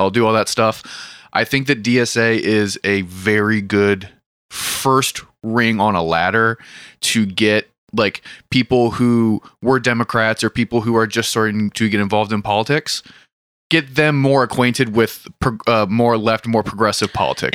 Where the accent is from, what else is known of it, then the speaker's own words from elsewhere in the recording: Hagerstown, Maryland, United States; I'm from Hagerstown